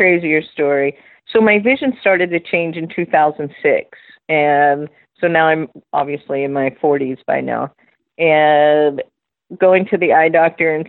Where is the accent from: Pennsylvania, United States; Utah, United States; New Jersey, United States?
Pennsylvania, United States; Philadelphia; moved away as an adult; now in Florida, United States; I am originally from Philadelphia, Pennsylvania. I grew up in a section